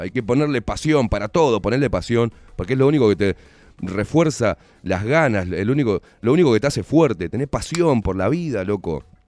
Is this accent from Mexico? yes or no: no; Uruguay; somos todos los uruguayos de a pie